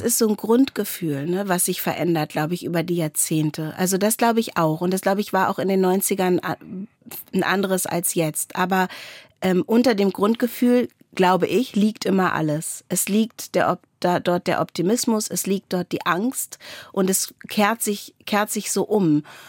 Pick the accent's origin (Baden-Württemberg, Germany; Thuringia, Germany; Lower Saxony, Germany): Lower Saxony, Germany; Wendland; ich komme aus dem Wendland